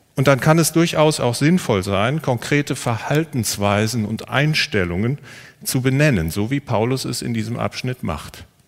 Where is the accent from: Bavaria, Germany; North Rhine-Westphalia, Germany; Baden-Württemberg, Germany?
North Rhine-Westphalia, Germany; Siegerland; ich komme aus dem Siegerland